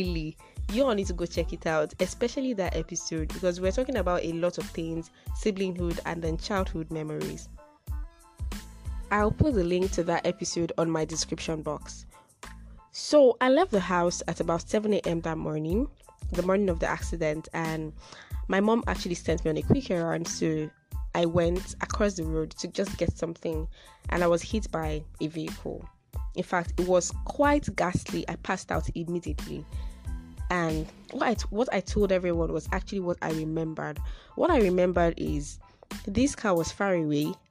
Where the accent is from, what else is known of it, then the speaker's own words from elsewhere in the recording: Nigeria; I'm a Yoruba girl